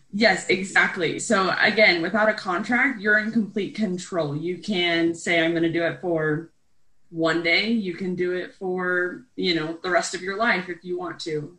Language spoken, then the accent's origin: English; East Coast, United States; I'm from the East Coast